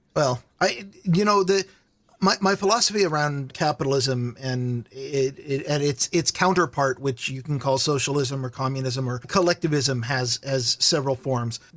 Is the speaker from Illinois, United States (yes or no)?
no; Vancouver, Washington, United States; also born or lived in Walla Walla, Washington; I grew up in the Washington half of Portland. There's a town called Vancouver, Washington